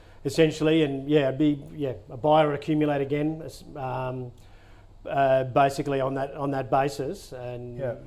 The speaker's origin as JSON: {"language": "English", "town": "Bellingen", "region": "New South Wales", "country": "Australia", "tie": "born or raised there", "moved": "yes", "said": "my hometown"}